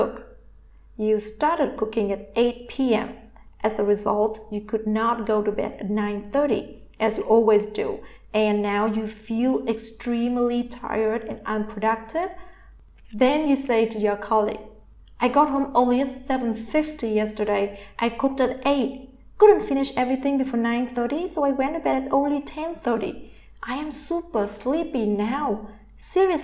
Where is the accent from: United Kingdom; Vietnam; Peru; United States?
Vietnam; English is a second language; I am from Vietnam, and in Vietnamese language, we do not have tenses